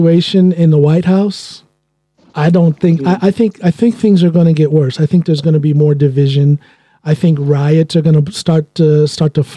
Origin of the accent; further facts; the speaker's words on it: United States; moved away as an adult; now in Norway; an American living outside of the shores of America